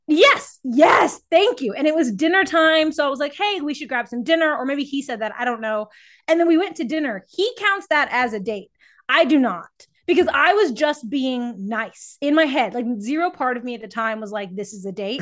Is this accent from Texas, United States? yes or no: yes; San Antonio, Texas, United States; moved away as an adult; also born or lived in Baltimore, Maryland; now in Portland, United States; I'm originally from San Antonio, Texas, uh, where I grew up as a runner